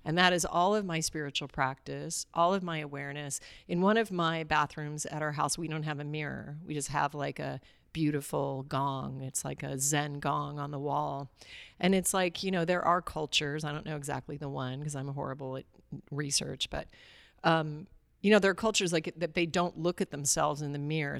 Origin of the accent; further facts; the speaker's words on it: Alaska, United States; I grew up in Alaska